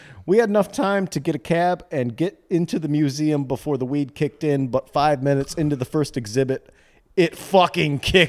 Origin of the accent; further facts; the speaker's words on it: Midwest, United States; Welp, I'm from the Midwest